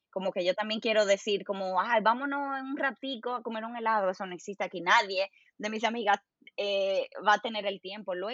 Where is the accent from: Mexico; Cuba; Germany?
Germany; Spanish is a second language; yo soy que, yo que soy alemana y tú que eres la latina